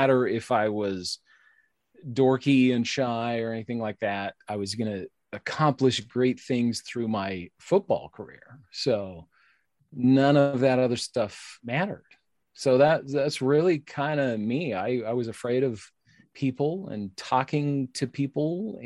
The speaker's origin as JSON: {"language": "English", "country": "United States", "said": "I've just always had this intense pride of being American"}